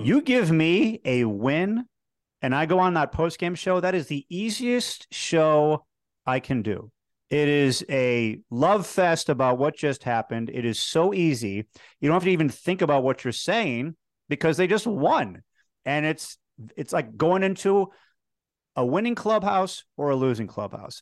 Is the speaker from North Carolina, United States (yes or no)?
no; Chicago, Illinois, United States; moved away as an adult; also born or lived in Harrisburg, Pennsylvania; growing up in Chicago, dreaming of one day doing television sports in Chicago